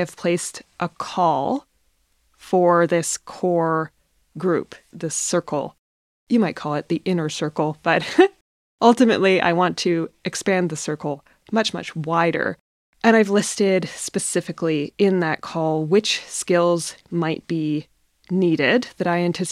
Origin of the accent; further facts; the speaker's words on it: north of British Columbia, Canada; also born or lived in Iceland; back to Canada, back to my hometown in the north of British Columbia